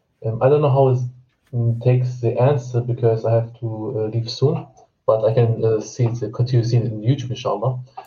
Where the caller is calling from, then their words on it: Germany; From Deutschland, Germany.